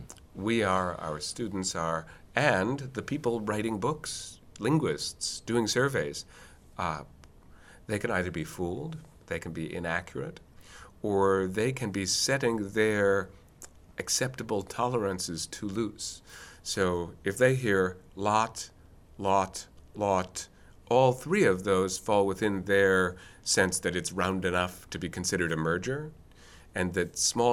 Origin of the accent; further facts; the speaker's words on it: Boston, Massachusetts, United States; I know I'm from Boston, I'm proud of the fact that I'm from Boston, and I'm definitely not from New York